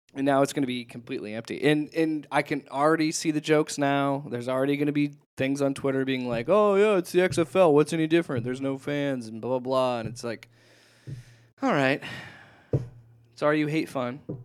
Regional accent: Omaha, Nebraska, United States; Omaha, my, my home state, Omaha, Nebraska

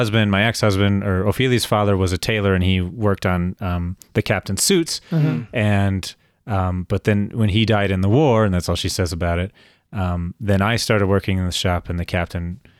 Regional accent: Minnesota, United States; I'd never experienced cockroaches before because I was from Minnesota.

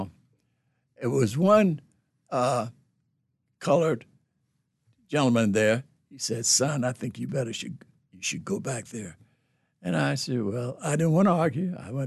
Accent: Philadelphia, Pennsylvania, United States; moved away as an adult; my home state, Pennsylvania, Philadelphia, Pennsylvania

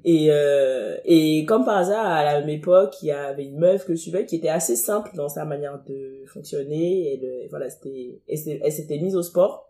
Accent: Cotonou, Littoral, Benin; moved away as an adult; now in France; je suis née à Cotonou, j'ai grandi à Cotonou, j'ai fait Cotonou 17 ans à, Cotonou au Bénin, je viens

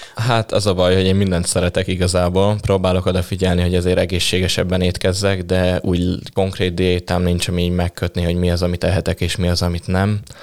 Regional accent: Kecskemét, Bács-Kiskun, Hungary; moved away; Kecskemétről származom

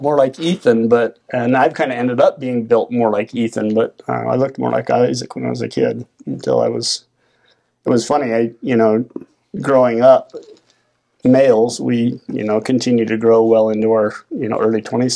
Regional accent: Salt Lake City, Utah, United States; also born or lived in Draper; I was born in Salt Lake, and um, I, we used to live out by Draper

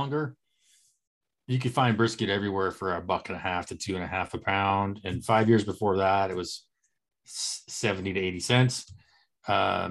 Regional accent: Eastern Oregon, United States; moved away; We are four friends from Eastern Oregon

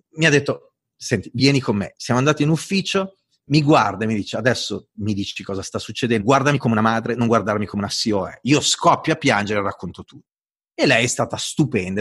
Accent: Italy; accent: Italian; sono italiano, ho l'accento italiano

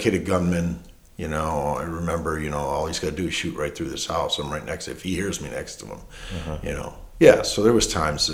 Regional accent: Detroit, Michigan, United States; now in Marshall, United States; I grew up in Detroit, you know, working there

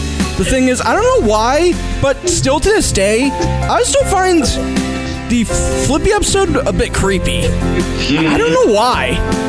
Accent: Pennsylvania, United States; I'm from PA.

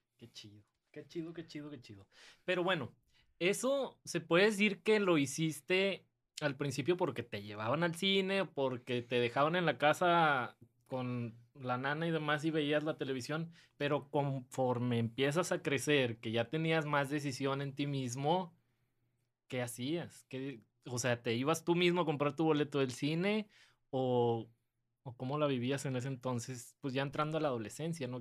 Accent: San Nicolás de los Garza, Nuevo León, Mexico; also born or lived in Santiago, Nuevo León; crecí en San Nicolás y me fui a vivir a Santiago, Nuevo León

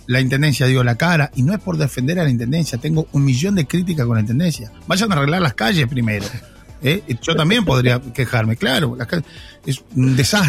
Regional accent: Costa Azul, Canelones, Uruguay; yo me crié ahí en Costa Azul, en la parada 14

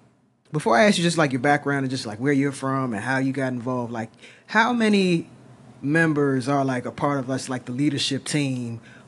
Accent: California, United States; growing up in California

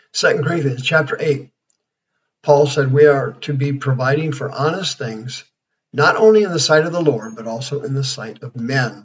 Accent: Kansas, United States; now in Arizona, United States; I'm from Kansas

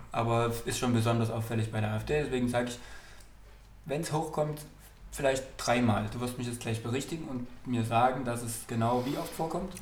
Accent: East Germany, Germany; als Ossis

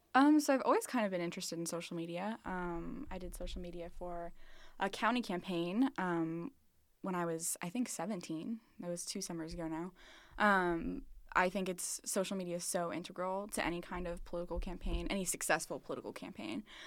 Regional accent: Springfield, Missouri, United States; moved away as an adult; now in Des Moines, United States; I'm from Springfield, Missouri, um, southern, southern part of Missouri.

